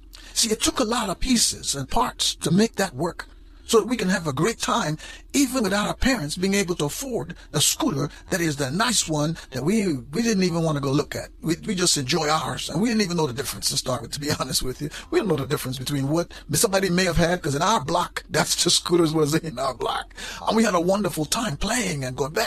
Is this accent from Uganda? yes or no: no; Guyana; moved away; when I was growing up in Guyana, South America